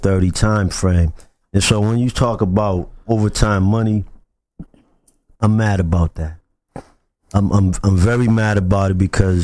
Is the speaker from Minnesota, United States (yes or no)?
no; Boston, Massachusetts, United States; I grew up in the South End